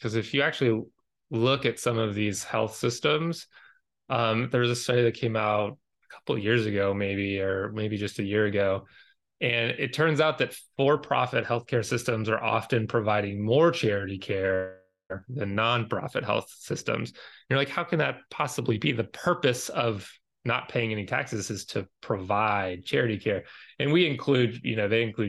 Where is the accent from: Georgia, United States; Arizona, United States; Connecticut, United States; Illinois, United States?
Georgia, United States; I'm from Georgia.